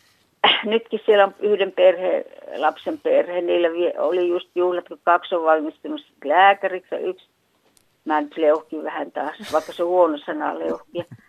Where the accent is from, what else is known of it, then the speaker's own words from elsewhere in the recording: Äänekoski, Central Finland, Finland; also born or lived in Helsinki; now in Jyväskylä, Finland; mä olen syntynyt tuossa Äänekoski Suolahti tienoilla, okay. missä murre oli aika savolaista.